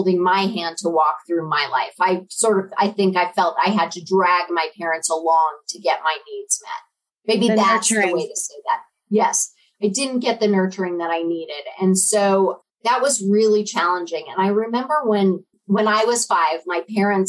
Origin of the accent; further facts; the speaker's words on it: Denver, Colorado, United States; moved away as an adult; also born or lived in Little Rock, Arkansas / Cheyenne, Wyoming; I grew up in Denver